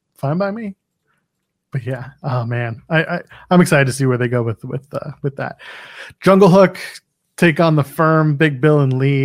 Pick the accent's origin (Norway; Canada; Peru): Canada; I'm a Canadian